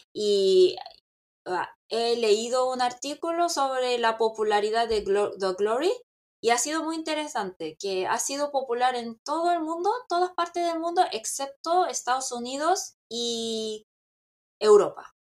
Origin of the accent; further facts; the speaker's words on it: South Korea; yo soy coreana